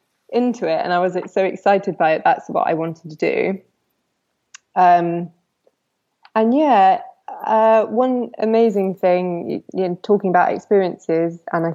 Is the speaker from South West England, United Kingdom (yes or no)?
yes; Cornwall, South West England, United Kingdom; now in Greece; So I'm from Cornwall.